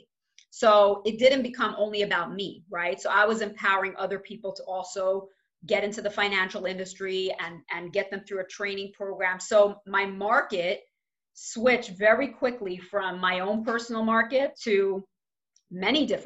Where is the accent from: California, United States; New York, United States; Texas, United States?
New York, United States; New York City; I grew up in Crown Heights